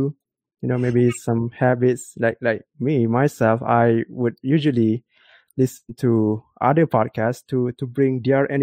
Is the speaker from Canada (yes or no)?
no; Malaysia; I'm from Malaysia